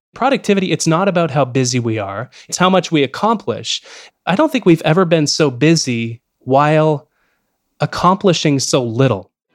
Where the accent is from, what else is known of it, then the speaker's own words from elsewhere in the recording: Canada; especially as a Canadian speaking to you from Canada